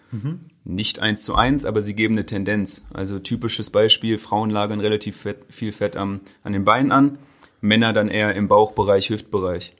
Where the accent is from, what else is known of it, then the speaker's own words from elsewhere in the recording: Göttingen, Lower Saxony, Germany; moved away as an adult; also born or lived in Berlin; Wir kommen aus Göttingen, das ist eine Studentenstadt mit 120.000 Einwohnern.